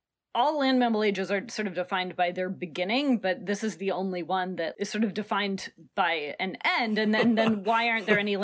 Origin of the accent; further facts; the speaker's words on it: Portland, Oregon, United States; I grew up in Portland, Oregon